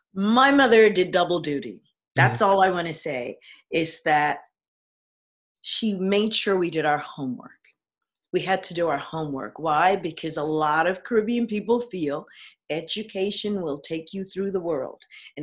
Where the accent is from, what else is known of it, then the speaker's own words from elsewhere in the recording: New York, United States; We grew up in Frederick Douglass projects, 103rd between Broadway, Amsterdam and Columbus. And we grew up in the projects.